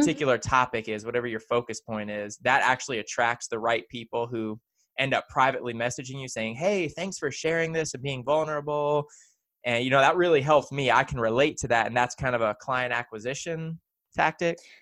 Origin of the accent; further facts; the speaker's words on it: the South, United States; we're both here growing up in the South